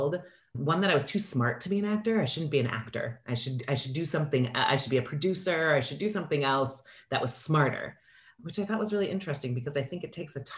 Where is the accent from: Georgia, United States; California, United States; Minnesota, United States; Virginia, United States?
Minnesota, United States; Minneapolis; also born or lived in Chicago, United States; now in Los Angeles, United States; I grew up in Minneapolis. So I'm a Midwestern girl at heart